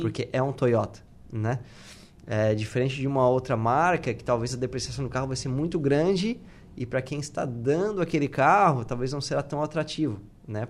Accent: Tubarão, Santa Catarina, Brazil; moved away as an adult; eu sou de Tubarão

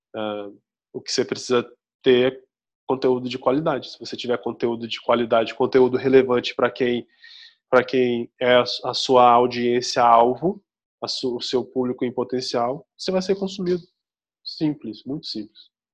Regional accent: Brazil

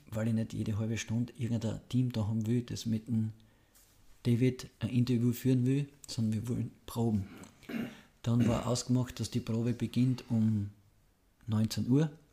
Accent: home town near Graz, Styria, Austria; mit dem Fußballtrainer aus Graz zum Fußballtraining in meinen Heimatort gefahren, habe quasi 200, 300 Meter neben meinem Heimathaus Fußball trainiert

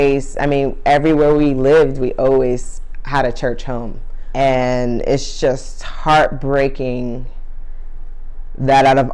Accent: New York City, New York, United States; I'm from Harlem

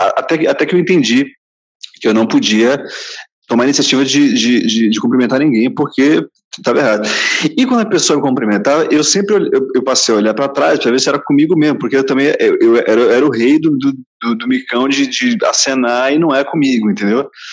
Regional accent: Santos, São Paulo, Brazil; also born or lived in Rio de Janeiro; eu sou paulista de Santos

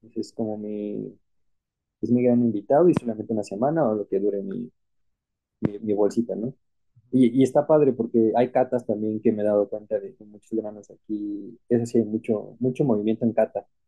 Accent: Mexico

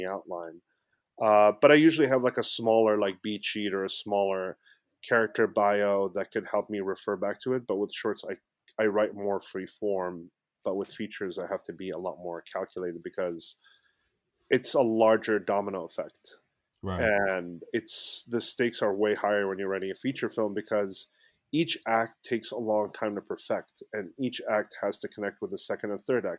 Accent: Egypt; now in United States; I'm originally from Egypt, born and raised. I've been in the States for about close to 20 years now

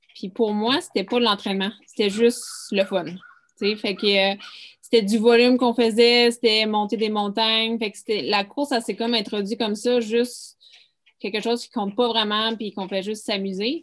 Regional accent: Mont-Tremblant, Quebec, Canada; moi, je viens de Tremblant

